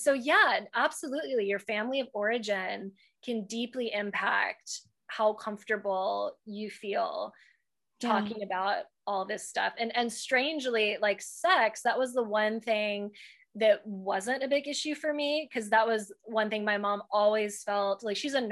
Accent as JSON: {"language": "English", "region": "Texas", "country": "United States", "said": "we're from the South, like from Texas"}